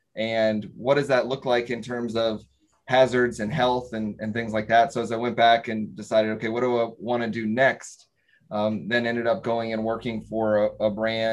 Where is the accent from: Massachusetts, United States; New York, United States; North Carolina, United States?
North Carolina, United States; Growing up in North Carolina, certainly there's a lot more textile